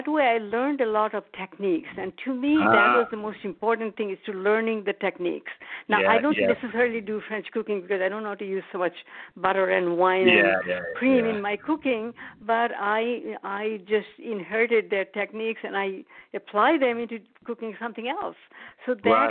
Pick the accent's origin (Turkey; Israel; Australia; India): India; moved away as an adult; now in United States; I was born in India, and I came to the U.S. to study, and I stayed afterwards.